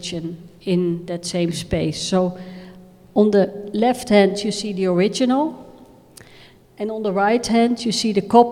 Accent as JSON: {"language": "English", "town": "Rotterdam", "region": "South Holland", "country": "Netherlands", "said": "We are from Rotterdam"}